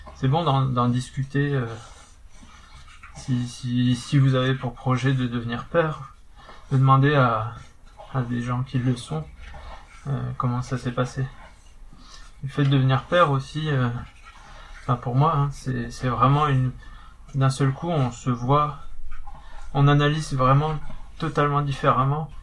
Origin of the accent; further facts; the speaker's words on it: the North, Nord, France; accent: accent du Nord; j'avais mon accent du Nord